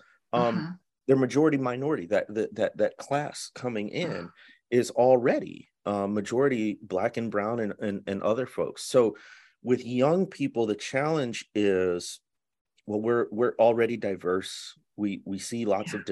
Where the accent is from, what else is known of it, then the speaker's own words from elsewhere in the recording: north suburbs of Chicago, Illinois, United States; moved away; also born or lived in Mississippi Delta; I grew up in the Midwest in the north suburbs of Chicago